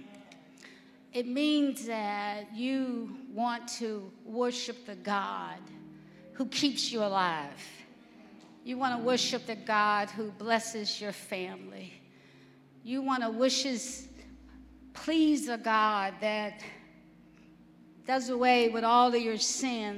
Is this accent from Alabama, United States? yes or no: yes; Alabama, United States; I'm from Alabama